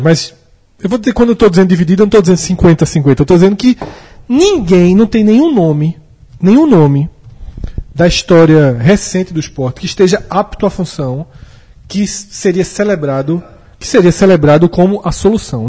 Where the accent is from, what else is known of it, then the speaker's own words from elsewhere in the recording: Pernambuco, Brazil; a gente é de Pernambuco